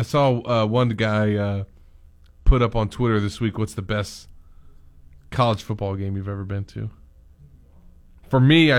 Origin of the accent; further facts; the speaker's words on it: Louisiana, United States; I'm from Louisiana.